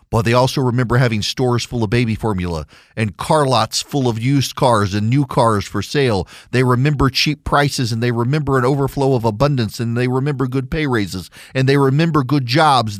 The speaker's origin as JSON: {"language": "English", "region": "South Louisiana", "country": "United States", "said": "We're both from South Louisiana"}